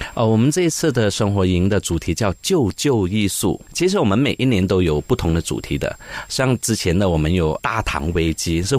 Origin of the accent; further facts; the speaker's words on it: Malaysia; 我们是马来西亚人